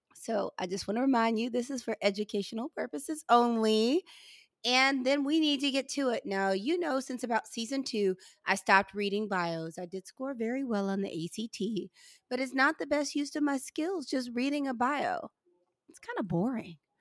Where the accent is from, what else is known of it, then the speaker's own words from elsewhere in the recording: St. Louis, Missouri, United States; now in Georgia, United States; I'm originally from St. Louis